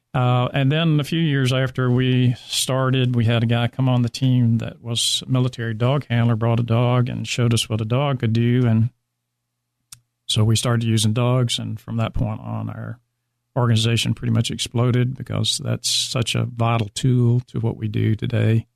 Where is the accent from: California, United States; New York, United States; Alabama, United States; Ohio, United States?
Alabama, United States; moved away as an adult; now in Dallas, United States; I did become a reserve deputy in my hometown in Alabama as when I became 21